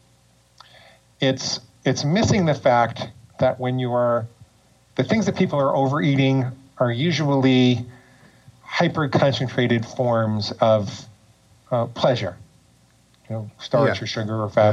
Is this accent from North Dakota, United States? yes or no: no; New York, United States; moved away as an adult; also born or lived in Portland, Oregon; now in Florida, United States; I grew up in and around New York, and I lived there until I was almost 40